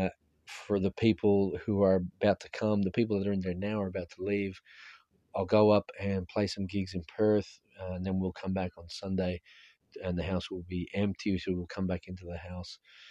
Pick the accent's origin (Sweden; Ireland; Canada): Ireland; as an Irish person